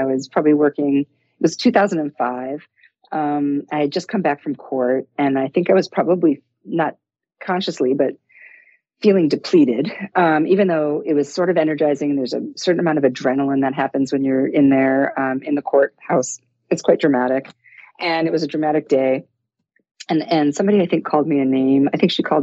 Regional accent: Detroit, Michigan, United States; I grew up in Detroit in the 60s

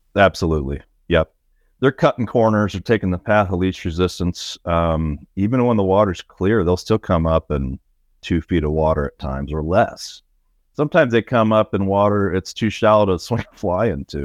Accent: The Dalles, Oregon, United States; my hometown, the Dalles where I grew up

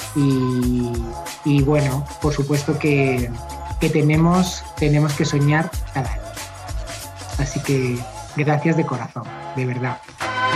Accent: Madrid, Community of Madrid, Spain; Yo soy muy sevillano, soy de Madrid, pero soy muy sevillano, bajo mucho a Sevilla

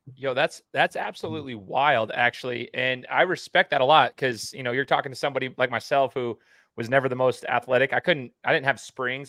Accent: Meridian, Idaho, United States; also born or lived in Brazil; I'm from Meridian, Idaho

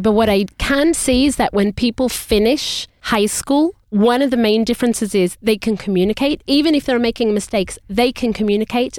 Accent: Australia; moved away; we were in Australia, so we grew up speaking in English

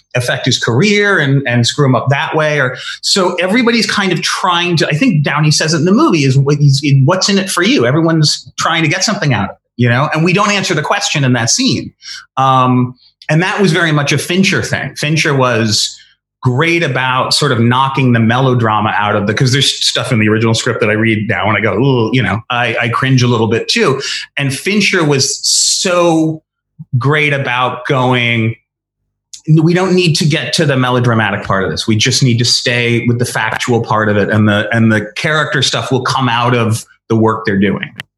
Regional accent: Connecticut, United States; I grew up in Connecticut

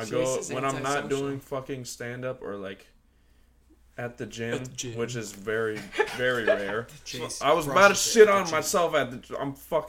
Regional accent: Olympia, Washington, United States; And I was born in Olympia.

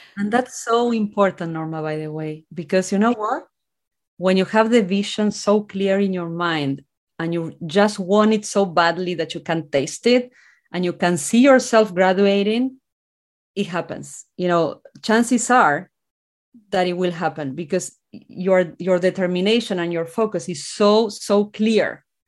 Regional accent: General Belgrano, Buenos Aires Province, Argentina; English is a second language; moved away as an adult; now in United States; I grew up in a small rural town in Argentina called General Belgrano. That's where I'm from.

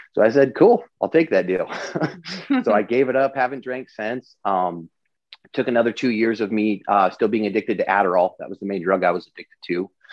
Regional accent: Eastern Washington State, United States; moved away as an adult; also born or lived in Los Angeles; I grew up in Eastern Washington State in a really small town of less than a thousand

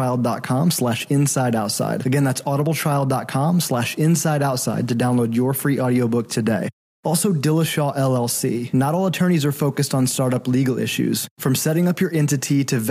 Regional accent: Missouri, United States; moved away; I just went back to Missouri, back to my hometown

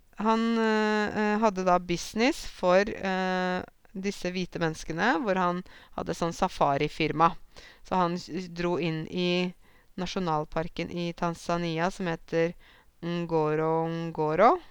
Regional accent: Norway; jeg er norsk

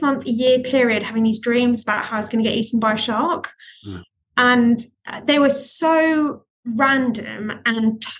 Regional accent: Greece; moved away; I grew up in Greece

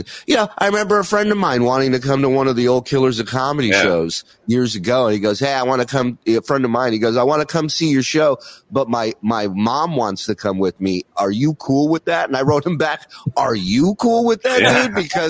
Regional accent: Israel; born there; I was born in Israel, right? My parents are immigrants.

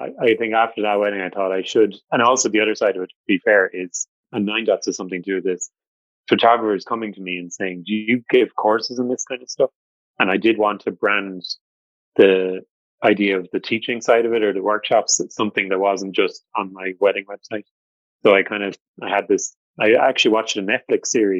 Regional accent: Cork, Munster, Ireland; I am from Cork

